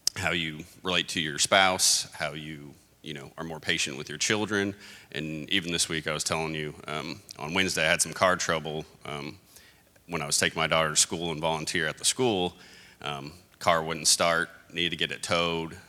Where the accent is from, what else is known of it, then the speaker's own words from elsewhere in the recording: Hobbs, New Mexico, United States; moved away; I grew up in Hobbs, New Mexico, where I was stuck there for 10 years